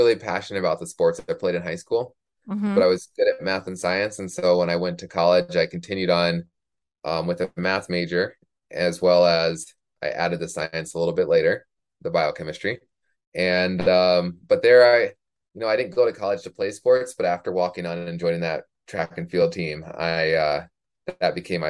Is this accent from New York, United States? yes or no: no; Minnesota, United States; also born or lived in Oklahoma / Michigan / New Mexico / Arizona; now in Colorado, United States; So I like to say I grew up in Minnesota, even though I only went to high school there.